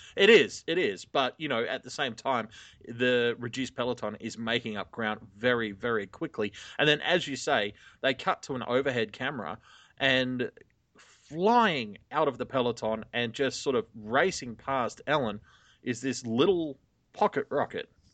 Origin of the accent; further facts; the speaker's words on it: Sydney, New South Wales, Australia; I'm from here.